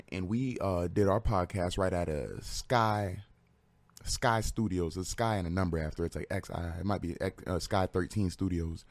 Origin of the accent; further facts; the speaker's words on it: Bridgeport, Connecticut, United States; moved away as an adult; now in Waterbury, United States; I was born in Bridgeport, Bridgeport Hospital